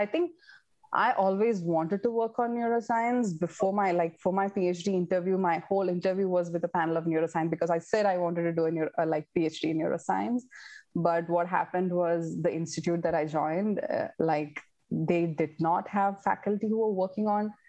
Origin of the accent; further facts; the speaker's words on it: India; I don't know, is it because I am an Indian? You know, you probably get along well with from your people from your own country.